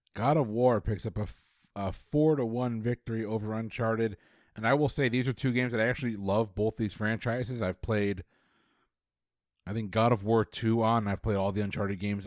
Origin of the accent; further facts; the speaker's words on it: Connecticut, United States; growing up in Connecticut, we had a place called Lake Quassapogue we would go